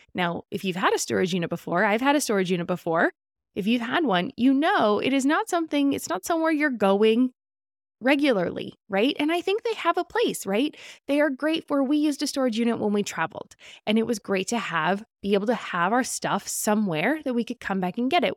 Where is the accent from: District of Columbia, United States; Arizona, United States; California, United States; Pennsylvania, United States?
California, United States; As a Californian